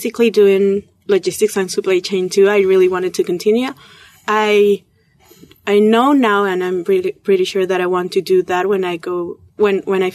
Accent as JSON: {"language": "English", "country": "Peru", "moved": "as an adult", "said": "I come from Peru"}